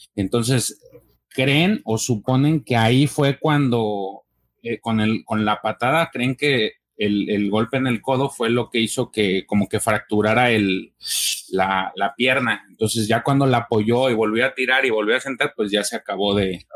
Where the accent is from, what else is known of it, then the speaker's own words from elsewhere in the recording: Mexico; como mexicano